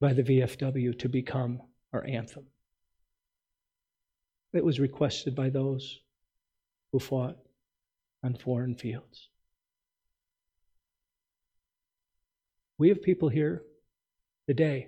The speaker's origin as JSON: {"language": "English", "country": "United States", "said": "as an American"}